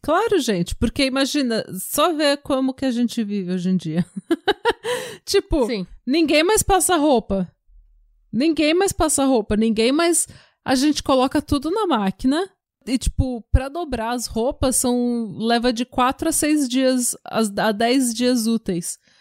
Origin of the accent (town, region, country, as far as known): Brazil; moved away